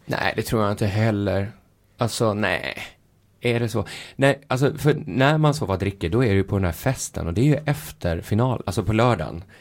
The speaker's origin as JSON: {"language": "Swedish", "country": "Sweden", "said": "som vi svenskar"}